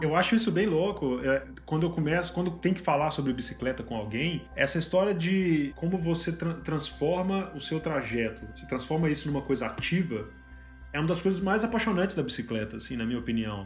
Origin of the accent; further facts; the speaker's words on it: Mariana, Minas Gerais, Brazil; Eu sou do interior de Minas, né? Eu sou de Mariana